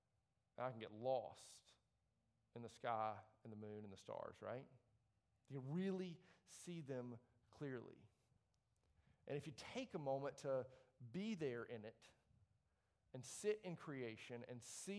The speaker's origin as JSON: {"language": "English", "town": "Leeds", "region": "Yorkshire and the Humber", "country": "United Kingdom", "tie": "born or raised there", "said": "I grew up in Leeds, by the way, right? I'm not like wonder of the world material here."}